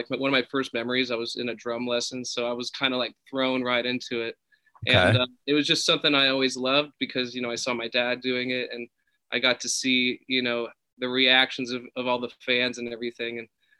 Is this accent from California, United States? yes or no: yes; California, United States; I'm in Malibu right now. Yeah, born and raised.